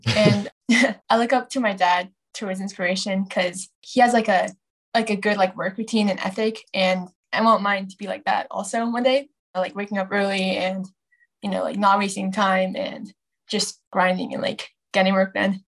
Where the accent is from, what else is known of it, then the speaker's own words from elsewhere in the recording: Bay Area, California, United States; also born or lived in Dallas, Texas / Chicago, Illinois; I'm 14 from the Bay Area. And I was born in Dallas, Texas, and then to Chicago. And five years ago, I came to California